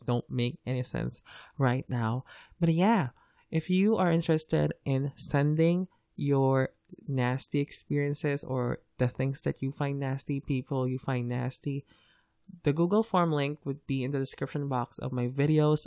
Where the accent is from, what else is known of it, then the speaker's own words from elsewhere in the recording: Philippines; English is a second language; As a Filipino, I'm lucky to be taught English because English is our second official language here.